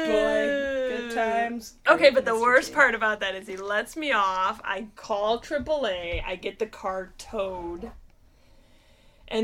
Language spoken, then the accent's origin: English; Illinois, United States; I have Illinois plates because, you know, I'm from Illinois.